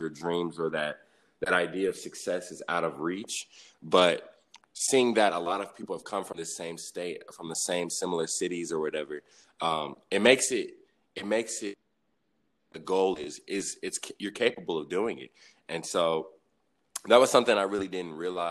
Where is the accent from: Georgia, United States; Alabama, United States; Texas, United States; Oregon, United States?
Alabama, United States; Huntsville; also born or lived in Riverside, California; now in Nashville, United States; I spent a lot of my growing up was in Huntsville, Alabama